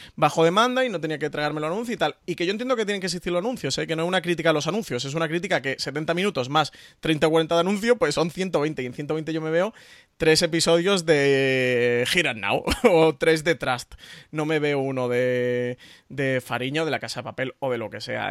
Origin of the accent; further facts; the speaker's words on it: Spain; somos españoles y vivimos en España